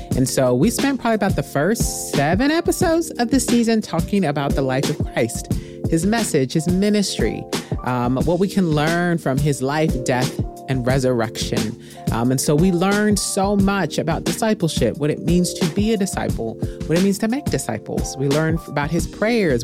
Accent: Midwest, United States; now in Texas, United States; I grew up in the Midwest

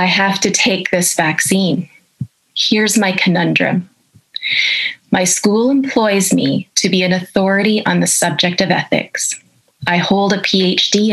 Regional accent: Canada; I'm a professor of ethics and I'm a Canadian

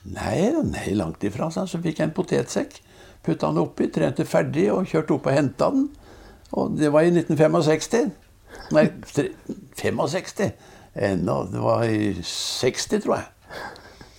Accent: Risør, Agder, Norway; vi vokste opp i, i Risør

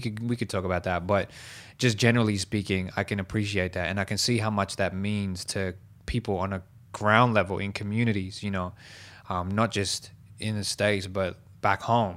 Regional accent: Liverpool, New South Wales, Australia; I used to host battles in Southwest Sydney where I was born and raised in Liverpool

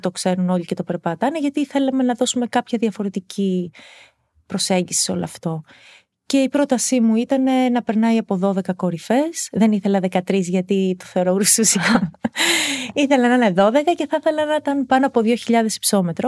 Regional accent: Lamia, Central Greece, Greece; εκεί μεγάλωσα, εκεί έκανα την οικογένειά μου

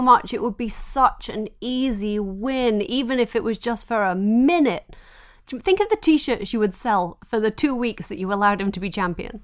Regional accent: England, United Kingdom; moved away; I grew up in England

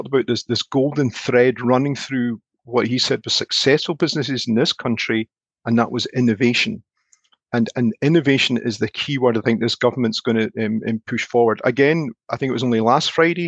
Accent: Scotland, United Kingdom; as a Scotsman

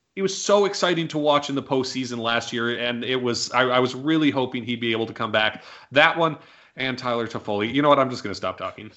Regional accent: Canada; as a Canadian

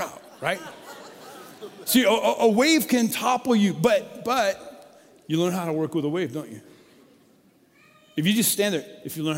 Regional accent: Colorado, United States; I grew up in Colorado

